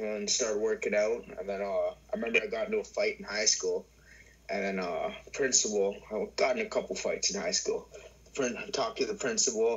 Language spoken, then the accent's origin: English; Welland, Ontario, Canada; also born or lived in St. Catharines; grew up in Welland, and I was born in St. Catharines